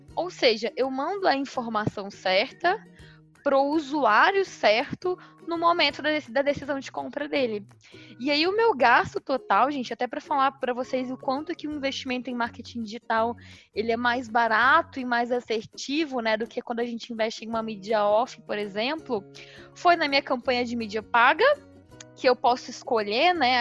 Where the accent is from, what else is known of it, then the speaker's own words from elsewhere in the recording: Minas Gerais, Brazil; numa cidade lá em Minas Gerais, na minha cidade natal.